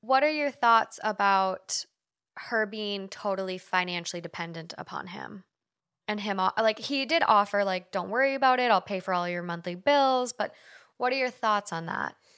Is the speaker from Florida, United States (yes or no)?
no; Duluth, Minnesota, United States; moved away as an adult; now in Los Angeles, United States; I moved from Duluth to the University of Minnesota in the cities